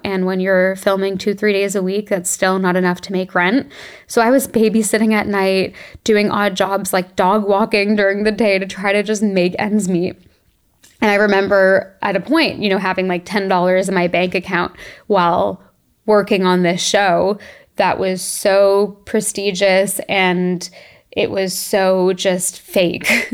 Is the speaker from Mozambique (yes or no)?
no; Toronto, Ontario, Canada; moved away as an adult; we grew up in Toronto